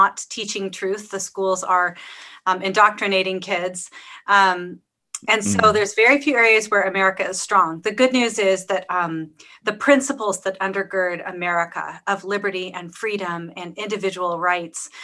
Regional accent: Pacific Northwest, United States; I grew up in the Pacific Northwest

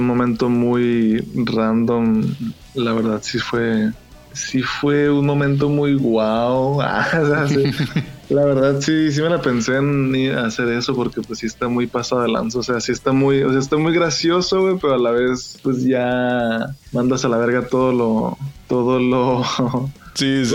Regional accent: Hermosillo, Sonora, Mexico; accent: Sonoran; a pesar de que soy sonorense trataba de no hablar como sonorense

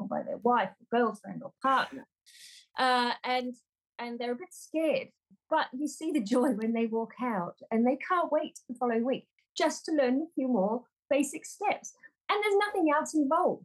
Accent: Auckland, New Zealand; moved away as an adult; also born or lived in England; I'm from New Zealand, originally Auckland, New Zealand

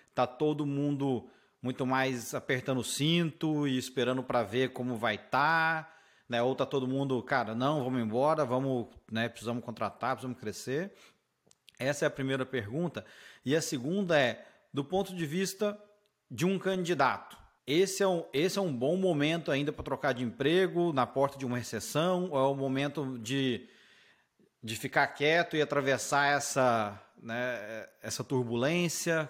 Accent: Brazil; moved away as an adult; now in United States; eu como brasileiro

